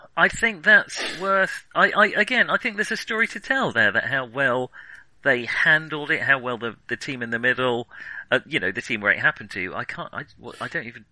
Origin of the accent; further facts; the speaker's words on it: United Kingdom; I'm British